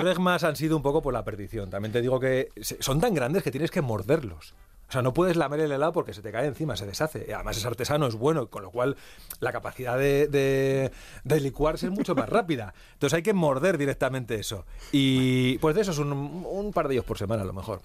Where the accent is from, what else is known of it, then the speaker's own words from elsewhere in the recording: Santander, Cantabria, Spain; moved away; also born or lived in Comillas; yo soy de Comillas, eh, de Santander, pero tenemos casa en Comillas, entonces he vuelto a ver otra vez mi pueblo